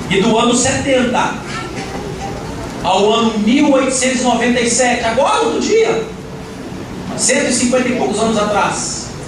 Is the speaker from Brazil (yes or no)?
yes; Brazil; É para que eu e você, que somos brasileiros e somos gentios, gentios, pudéssemos encontrar Jesus na cruz.